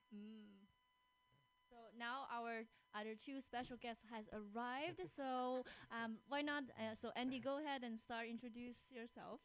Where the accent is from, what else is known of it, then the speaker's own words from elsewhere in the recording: China; moved away as an adult; now in Seattle, United States; I was born and raised in China. Um, I came here when I was 21